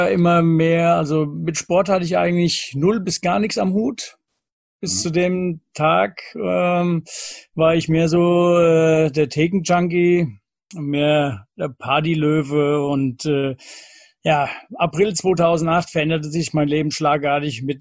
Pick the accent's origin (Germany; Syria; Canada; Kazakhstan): Germany; Lorbach, Hesse; Ich komme aus Lorbach in der Nähe von Büdingen